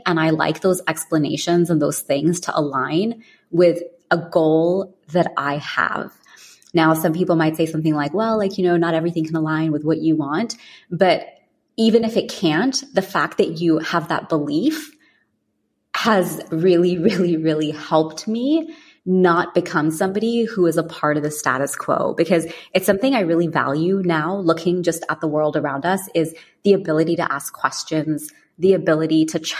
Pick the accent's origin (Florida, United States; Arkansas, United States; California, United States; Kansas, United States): California, United States; also born or lived in London, United Kingdom; I was born in London and we moved to California when I was 10.